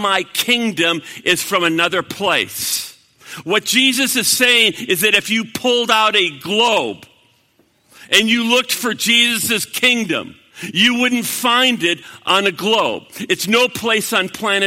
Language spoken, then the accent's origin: English; United States